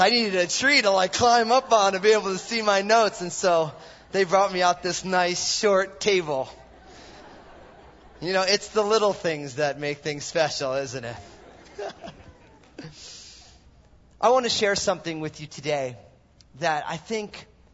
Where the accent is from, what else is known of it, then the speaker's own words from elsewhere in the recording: New Jersey, United States; also born or lived in San Francisco / Mill Valley; now in Vancouver, Washington, United States; I'm all Italian from New Jersey